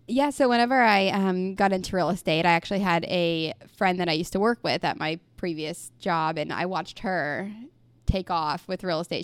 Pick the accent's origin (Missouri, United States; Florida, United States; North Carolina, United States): Missouri, United States; Mount Vernon; now in Republic, United States; I grew up in Mount Vernon